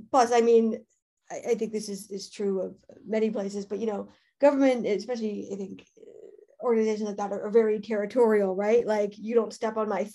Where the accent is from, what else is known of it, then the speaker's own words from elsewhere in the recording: Canada; I'm Canadian